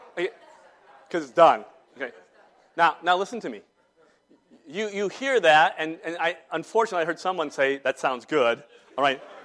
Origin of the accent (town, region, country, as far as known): Salisbury, North Carolina, United States; born or raised there